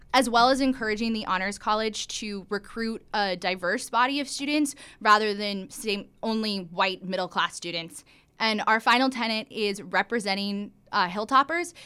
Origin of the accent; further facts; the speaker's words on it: Iowa, United States; moved away; I'm from Iowa, which is the first in the nation caucus state